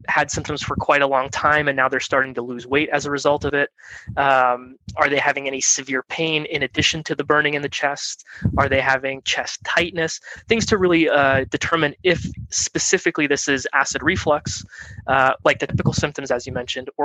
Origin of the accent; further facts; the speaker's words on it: Clarks Summit, Pennsylvania, United States; moved away as an adult; also born or lived in Philadelphia, Pennsylvania / New Jersey; now in Southern California, United States; I'm from Clark Summit, Pennsylvania, which is near Scranton